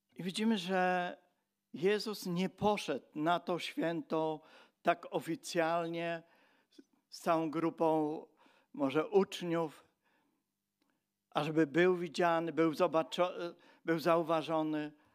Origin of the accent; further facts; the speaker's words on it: Silesian Voivodeship, Poland; my przyjeżdżaliśmy jako Ślązacy